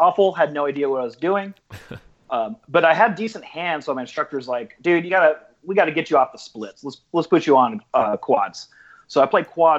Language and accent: English; Rancho Cucamonga, California, United States; I ended up buying a house that's probably 3 blocks from my home house, my original house, so where I grew up in.